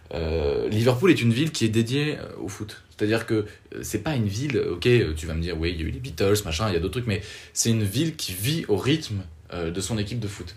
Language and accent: French; France; chez nous en France